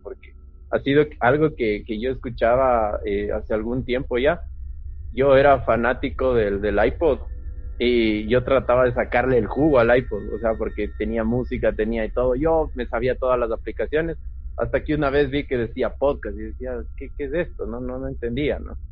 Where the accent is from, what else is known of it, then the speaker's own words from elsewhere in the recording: Quito, Pichincha, Ecuador; yo igual soy quiteño, vivo aquí en Quito